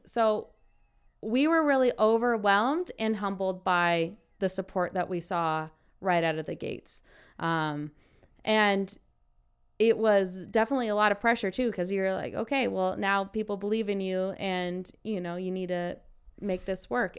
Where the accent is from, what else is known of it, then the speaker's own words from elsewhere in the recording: Carson City, Nevada, United States; moved away as an adult; also born or lived in Colorado; I'm originally from Carson City, Nevada. I was a four-time state champion there